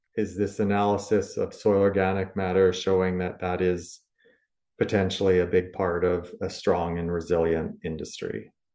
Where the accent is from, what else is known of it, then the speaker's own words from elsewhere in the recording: Canada; as Canadian producers